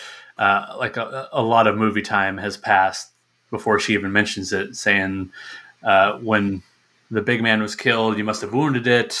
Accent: Tennessee, United States; I grew up in Tennessee just dorking around with fireworks during the summertime

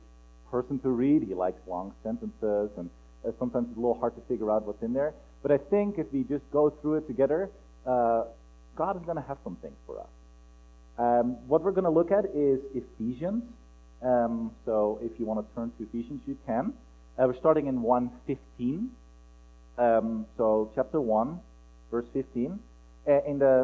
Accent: Netherlands; moved away as an adult; now in Pullman, United States; together with my accent, you might figure out, oh, where is he from? I'm originally from Holland

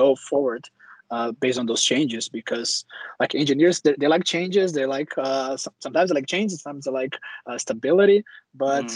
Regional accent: Brazil; moved away as an adult; also born or lived in Germany; now in Stockholm, Sweden; I'm originally from Brazil as well

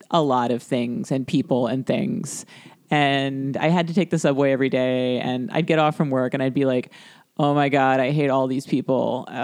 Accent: Florida, United States; And like, I'm I'm from South Florida, so yes, yeah, standing water.

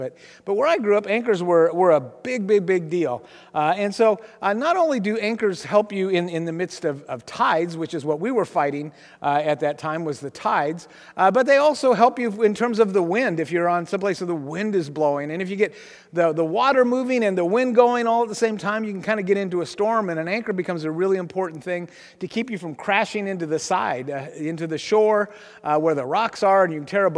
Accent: Aberdeen, Washington, United States; also born or lived in Kansas City; I grew up in Grace Harbor

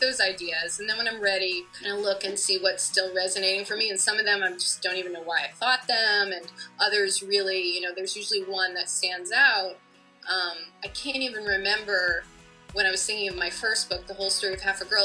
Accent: Connecticut, United States; I grew up in Connecticut

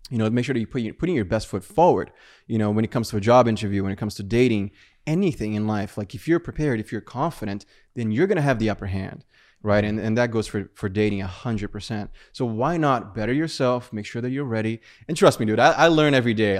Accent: Brazil; moved away; I was from Brazil

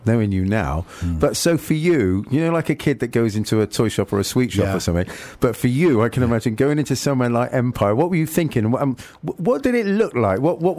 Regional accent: Nottingham, East Midlands, United Kingdom; when we were younger, growing up in Nottingham.

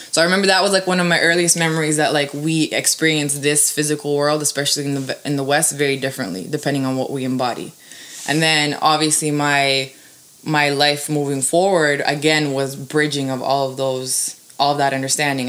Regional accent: Toronto, Ontario, Canada; born or raised there; also born or lived in Serbia

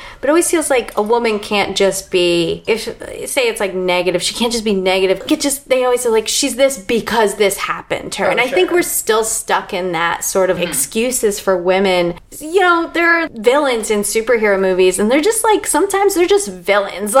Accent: Delaware, United States; I'm from Delaware

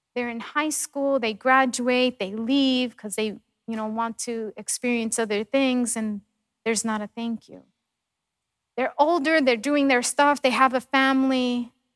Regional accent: New York, United States; moved away; growing up in New York

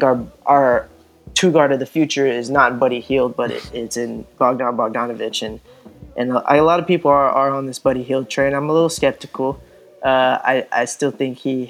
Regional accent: Sacramento, California, United States; I was born and raised here in Sacramento

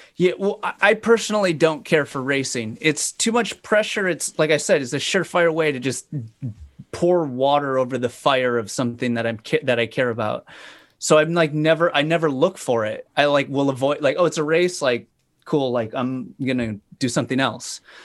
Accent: Fargo, North Dakota, United States; moved away as an adult; also born or lived in Sacramento, California; I grew up in Fargo, North Dakota.

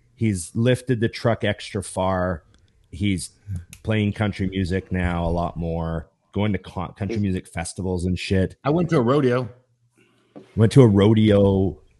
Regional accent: Canada; I'm a Canadian

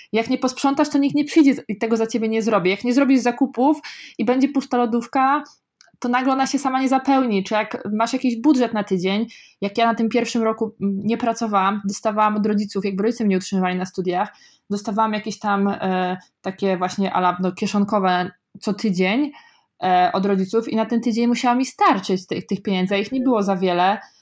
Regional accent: Kozienice, Masovian Voivodeship, Poland; now in Warsaw, Poland; najpierw wychowałam się w ogóle takiej bardzo małej, ma, małej wsi przez pierwsze 10 lat życia, potem niedaleko e, dalej przeprowadziliśmy się do, pod małe miasteczko też yy, Kozienice, Mm, ja nie mieszkałam w samych Kozienicach, tuż pod Kozienicami

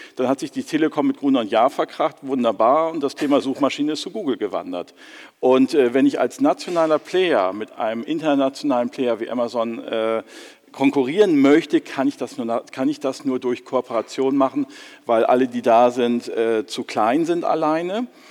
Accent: Germany; wir müssen als Deutsche

